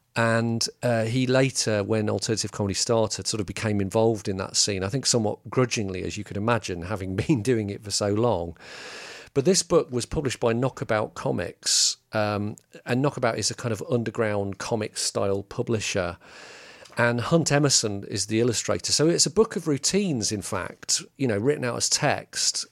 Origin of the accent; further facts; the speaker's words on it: England, United Kingdom; as English peop-